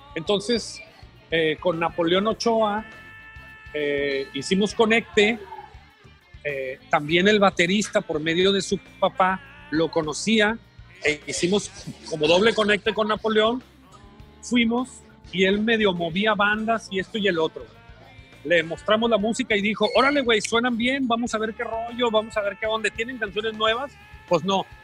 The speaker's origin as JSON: {"language": "Spanish", "town": "Culiacán", "region": "Sinaloa", "country": "Mexico", "moved": "as an adult", "lives_now": "Mexico City, Mexico", "said": "somos de Culiacán, venimos a México"}